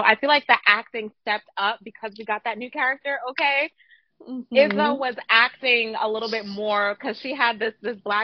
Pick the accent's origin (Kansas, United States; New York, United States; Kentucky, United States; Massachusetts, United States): New York, United States; New York City; I grew up in Brooklyn